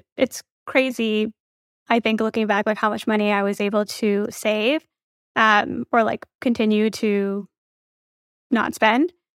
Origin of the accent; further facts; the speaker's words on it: Midwest, United States; my parents are Indian. I grew up in the Midwest